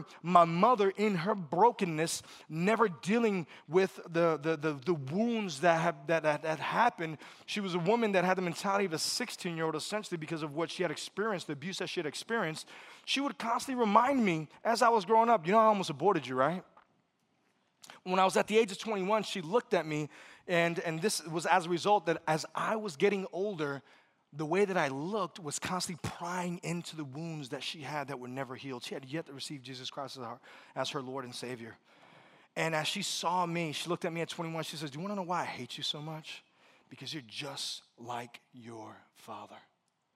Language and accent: English; New York City, New York, United States; also born or lived in Puerto Rico; I'm originally from Brooklyn, New York. My parents are both born in Mayagüez, Puerto Rico. I'm kind of like this weird hybrid first generation because I spent half of my childhood in Puerto Rico and then the other half in Brooklyn.